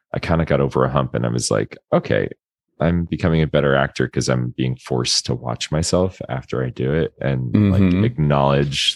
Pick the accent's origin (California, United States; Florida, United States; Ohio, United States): Florida, United States; moved away as an adult; I grew up in Florida